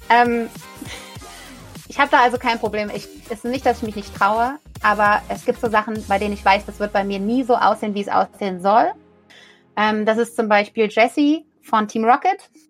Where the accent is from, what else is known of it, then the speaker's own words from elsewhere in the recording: Rhineland, Germany; ich komme ja hier aus dem Rheinland, ich liebe Karneval